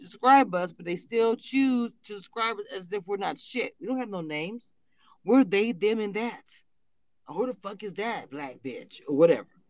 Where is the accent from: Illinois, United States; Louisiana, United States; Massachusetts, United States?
Louisiana, United States; I'm from Louisiana, we're Creole